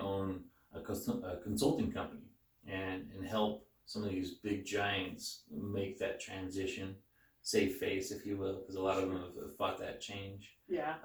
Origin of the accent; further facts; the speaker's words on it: Caldwell, Idaho, United States; also born or lived in Nampa, Idaho; I was born and raised in Caldwell, Nampa